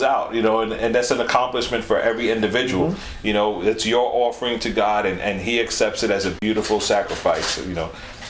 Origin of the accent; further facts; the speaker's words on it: New York, United States; I mean, I'm from New York. I want everybody to support me, right?